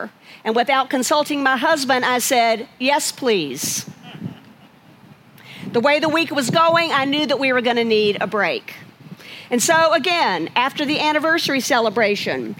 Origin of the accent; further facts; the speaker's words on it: Chapel Hill, North Carolina, United States; also born or lived in Charlotte, North Carolina; I grew up in Chapel Hill, North Carolina, but I bring greetings from Charlotte